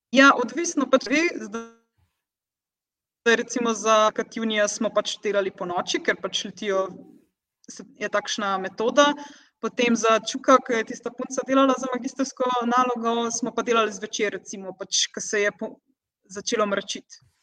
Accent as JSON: {"language": "Slovenian", "country": "Slovenia", "moved": "as an adult", "lives_now": "Portugal", "said": "sem jaz prva in edina slovenka"}